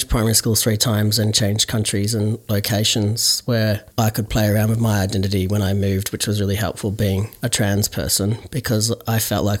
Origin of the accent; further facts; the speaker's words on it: Ballarat, Victoria, Australia; also born or lived in Frankston, Victoria; now in Castlemaine, Australia; we relocated to Ballarat, and my dad built a house there, and he worked for Telecom. He was a linesman, and that's where my two sisters were born. And I started primary school there